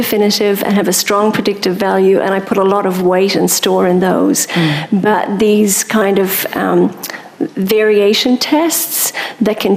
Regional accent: Munster, Ireland; I'm from Munster

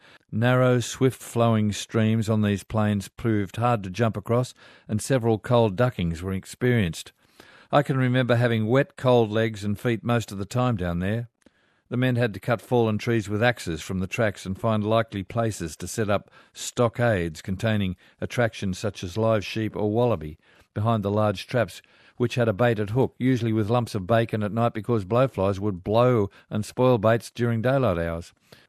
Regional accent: Mudgee, New South Wales, Australia; I'm an Aussie from Mudgee. Small town, nice people.

